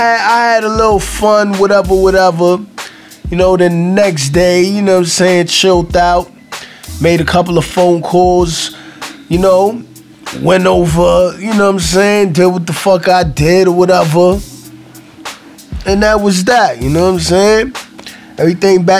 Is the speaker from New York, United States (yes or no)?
yes; New York City, New York, United States; I'm from Brooklyn, so I'm in New York